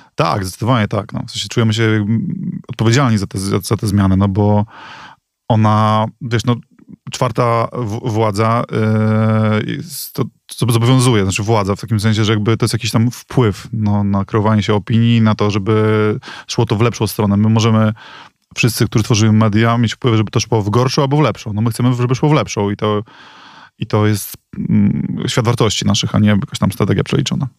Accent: Reda, Pomeranian Voivodeship, Poland; moved away as an adult; also born or lived in Gdynia; now in Warsaw, Poland; pochodzę z Redy

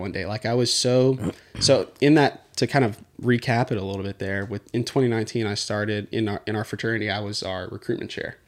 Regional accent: Houston, Texas, United States; also born or lived in Katy, Texas; born and raised in Houston, Texas. Both my parents are from Netherlands

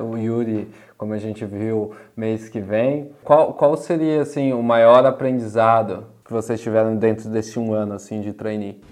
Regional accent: São Paulo, Brazil; now in Utrecht, Netherlands; Eu sou, eu sou originalmente de São Paulo. Eu moro aqui em uma cidadezinha de, de Utrecht, aqui na Holanda

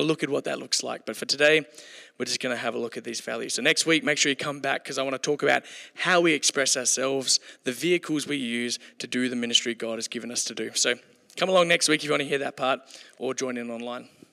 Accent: Kalgoorlie, Western Australia, Australia; I grew up in Kalgoorlie, so we came to Perth to play

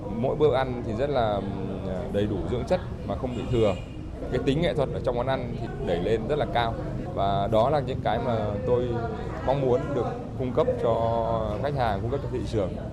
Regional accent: Trung Du, hometown Vinh Yen, Vinh Phuc, Vietnam; là người sinh ra và lớn lên ở vùng Trung

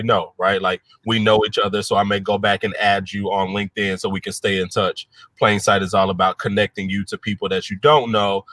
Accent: Chattanooga, Tennessee, United States; moved away as an adult; now in Detroit, United States; So I'm originally from Chattanooga, Tennessee, born and raised. I moved to Detroit about 4.5 years ago

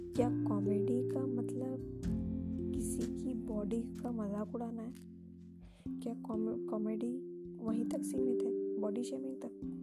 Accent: India

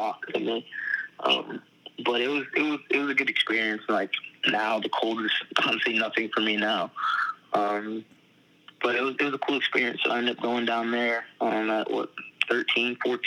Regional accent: Virginia, United States; also born or lived in New York; then we moved down to Virginia

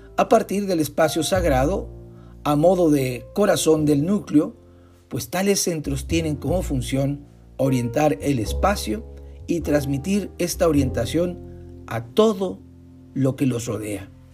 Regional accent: northern Mexico, Mexico; en el norte de México, donde sufrimos sequía y cortes en el abastecimiento de agua potable

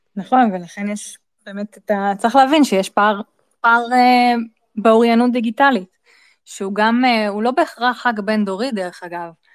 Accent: Israel

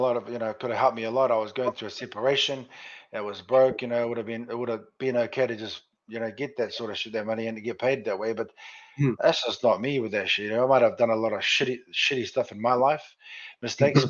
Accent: Sydney, New South Wales, Australia; my hometown of Sydney

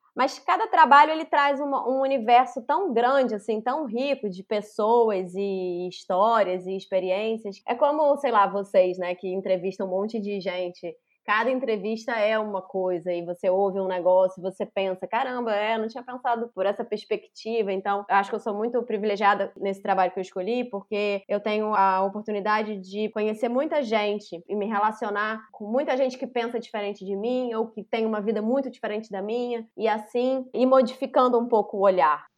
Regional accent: Rio de Janeiro, Brazil; Nasci em Laranjeiras, na cidade do Rio de Janeiro, em 1983

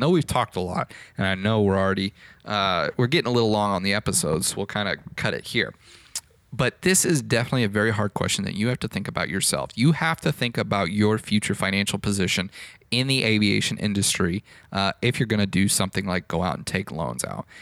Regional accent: Fort Worth, Texas, United States; there was a flight school here in my hometown of Fort Worth

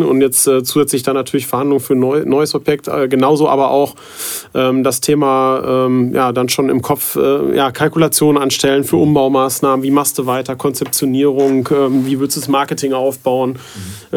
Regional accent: the Detmold region, North Rhine-Westphalia, Germany; ich halt in, in Detmold, weil ich auch gebürtig aus der Region halt komme, immer vor Ort bin

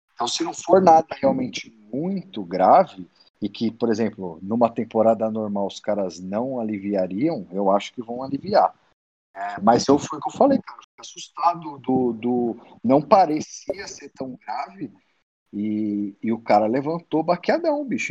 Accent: São Bernardo do Campo, São Paulo, Brazil; moved away; also born or lived in Detroit, United States; nasci em São Bernardo

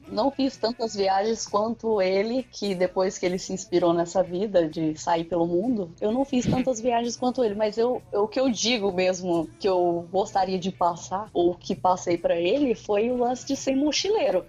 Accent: Brazil; accent: caipira (rolled R, from the countryside); eu sou bem da roça, né? Eu moro distante de São Paulo, puxo o R bem

